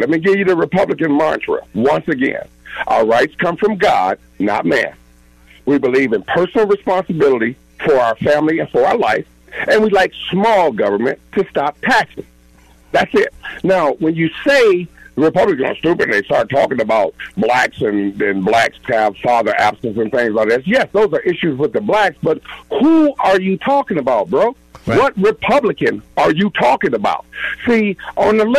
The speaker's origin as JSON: {"language": "English", "town": "Milwaukee", "region": "Wisconsin", "country": "United States", "moved": "yes", "said": "I come from Milwaukee, North Side, Milwaukee. 87, when I left"}